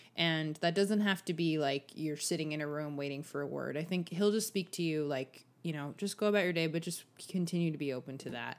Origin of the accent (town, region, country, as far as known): Los Angeles, California, United States